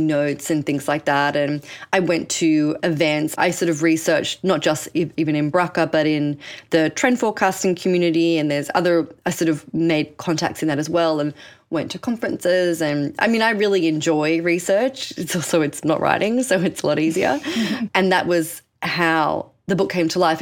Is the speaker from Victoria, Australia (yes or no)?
no; Sydney, New South Wales, Australia; moved away as an adult; now in New York, United States; I jettisoned myself from Sydney, Australia, I'm Australian, spoiler alert, to New York and really built up my life here